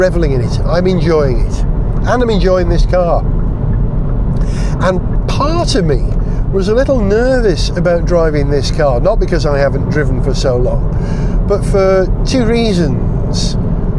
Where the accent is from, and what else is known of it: Wales, United Kingdom